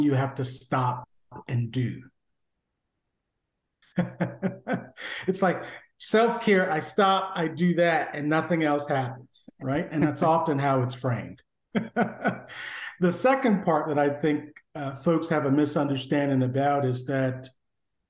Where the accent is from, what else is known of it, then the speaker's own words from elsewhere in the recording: Connecticut, United States; moved away as an adult; now in Washington, D.C., United States; I came originally from Connecticut, and then landed in this area.